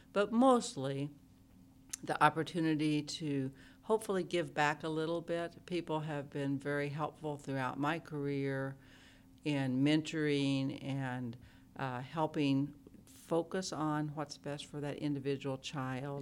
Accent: Oklahoma, United States; moved away as an adult; now in Ames, United States; I grew up in Oklahoma

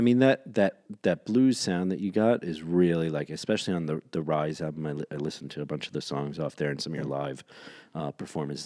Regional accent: New York City, New York, United States; I grew up in New York City

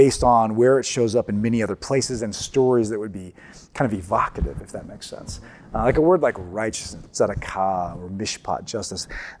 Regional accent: Ohio, United States; moved away as an adult; now in Atchison, United States; I came from the Buckeye State of Ohio

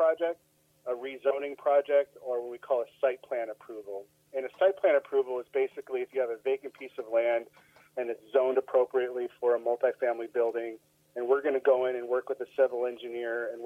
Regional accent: Sonoma County, California, United States; moved away as an adult; also born or lived in Humboldt State University, Northern California / east of Dallas, Texas; now in Dallas area, Texas, United States; I grew up in Sonoma County, so just north of San Francisco

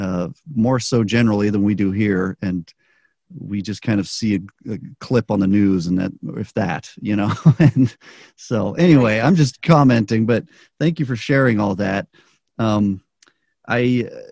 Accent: United States; also born or lived in Chile; most of us in the U.S. who grew up here

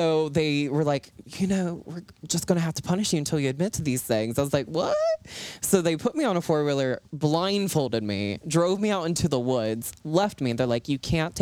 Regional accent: Ripley, West Virginia, United States; I grew up in Appalachia. I grew up in Ripley. Went to school there all throughout.

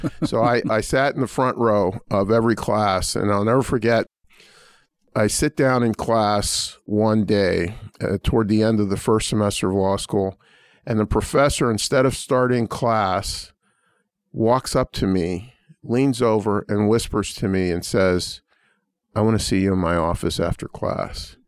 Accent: Pittsburgh, Pennsylvania, United States; now in Indiana, United States; I grew up in a relatively poor family in the Terrace Village housing projects of, uh, Pittsburgh's Hill District

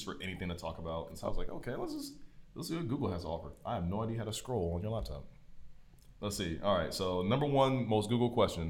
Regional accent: Fishers, Indiana, United States; We are from Fishers, Indiana. Hamilton County, which is one of the richest counties in America, I think.

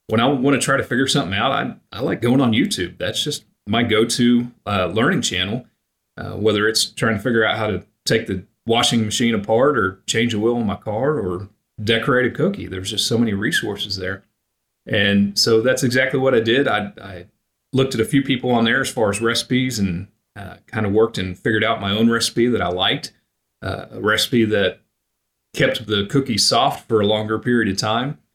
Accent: Oklahoma, United States; I grew up in Oklahoma. My family was all in Pennsylvania

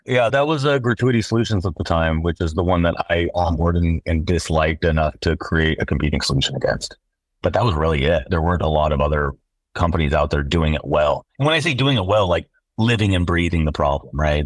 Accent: Seattle, Washington, United States; born and raised in Seattle

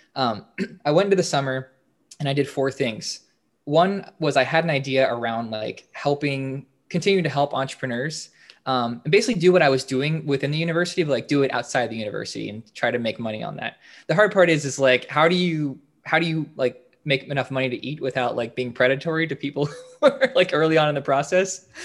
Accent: Northern Virginia, United States; I'm originally from Northern Virginia, uh, so I didn't go very far.

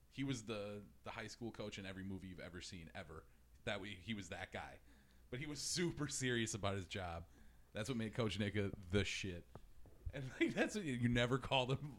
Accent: Midwest, United States; I'm from the Midwest. I'm sure I've got this weird accent when I say certain things

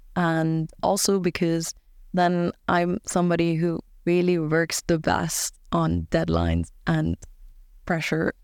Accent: Germany; now in Sweden; I'm from Germany

